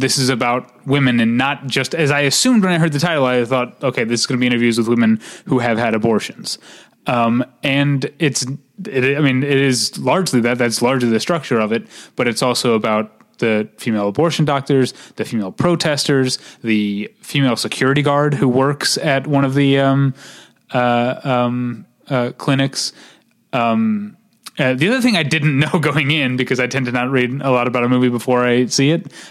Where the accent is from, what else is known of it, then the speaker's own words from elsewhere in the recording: Missouri, United States; moved away; my home state